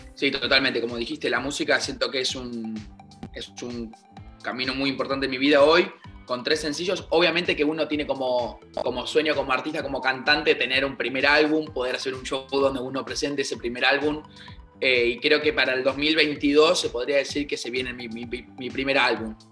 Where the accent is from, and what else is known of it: Argentina